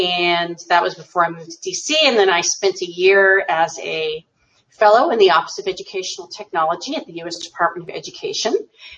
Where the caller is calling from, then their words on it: Alexandria, Virginia, United States; I'm connecting from Alexandria, Virginia, just outside of Washington, D.C.